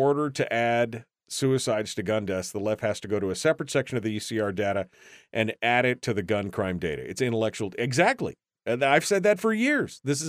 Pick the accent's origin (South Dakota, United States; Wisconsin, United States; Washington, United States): Washington, United States; When I was a kid, my best friend was from Texas. I was from Washington State. Sounded like a Texan in a few short months.